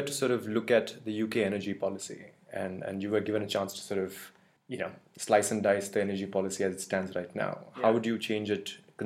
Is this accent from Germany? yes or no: no; India; moved away; I come from India